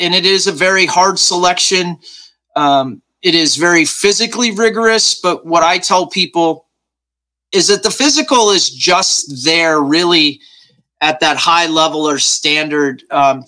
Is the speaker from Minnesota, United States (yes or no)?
no; Nebraska, United States; I was raised right here in Nebraska, very just middle-class, small-town kid